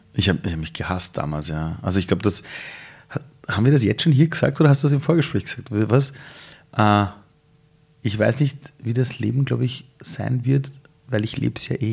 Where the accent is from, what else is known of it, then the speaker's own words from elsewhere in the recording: Iran; German is a second language; now in Austria; ich bin Ausländer, ich bin Perser, ich komme aus dem Iran